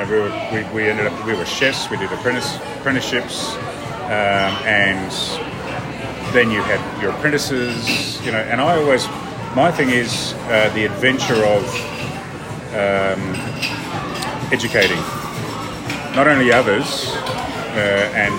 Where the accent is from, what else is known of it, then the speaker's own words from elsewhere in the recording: Moorabbin, Victoria, Australia; also born or lived in Port Lincoln, South Australia / Bendigo / England; I grew up in Moorabbin